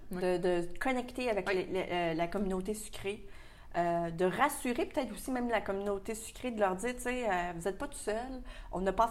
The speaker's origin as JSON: {"language": "French", "region": "Quebec", "country": "Canada", "said": "ça fait partie de notre culture aussi, beaucoup au Québec."}